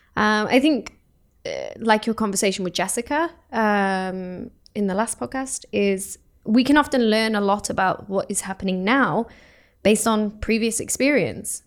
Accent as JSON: {"language": "English", "country": "United Kingdom", "moved": "as an adult", "lives_now": "Oslo, Norway", "said": "I come from the UK"}